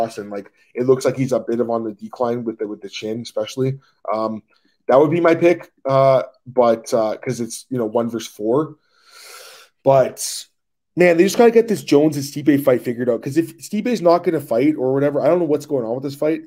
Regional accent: Canada; I'm obviously Canadian

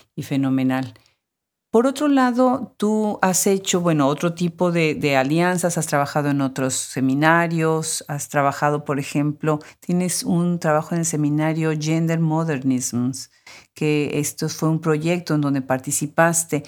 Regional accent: Mexico; como mexicana

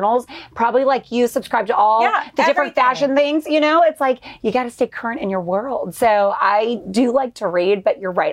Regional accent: Southern California, United States; also born or lived in Knoxville, Tennessee; now in Houston, United States; I grew up in Southern California

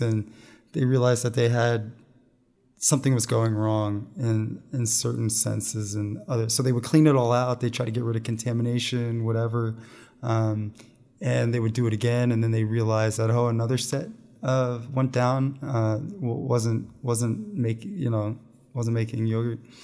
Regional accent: Pennsylvania, United States; I grew up in Pennsylvania

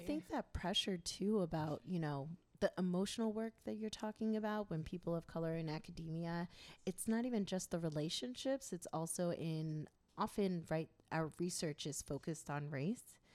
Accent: New York, United States; I am from New York, of Haitian descent

